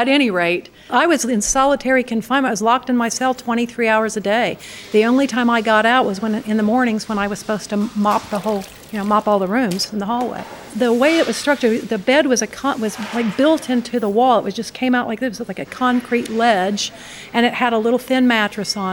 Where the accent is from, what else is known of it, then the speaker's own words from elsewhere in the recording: United States; I'm an American